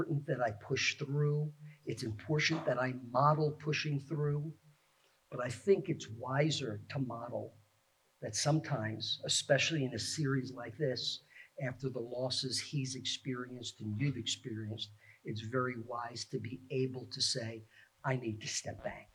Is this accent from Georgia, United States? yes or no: no; New York City, New York, United States; also born or lived in Scarsdale, New York; now in Phoenixville, United States; I've lived here in the Phoenixville area for 30 plus years, but I grew up in the Bronx, New York, and then lived in Scarsdale